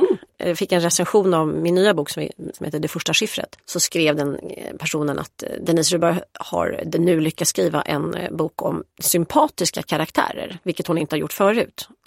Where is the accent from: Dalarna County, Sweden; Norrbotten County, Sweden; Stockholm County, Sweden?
Stockholm County, Sweden; Stockholm; jag är uppvuxen på Östermalm